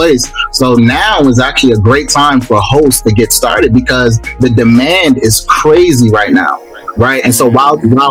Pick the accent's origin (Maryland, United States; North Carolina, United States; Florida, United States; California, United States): Maryland, United States; Baltimore; now in Atlanta, United States; I'm actually from Baltimore. Grew up in Baltimore. West side of Baltimore. Came down to Atlanta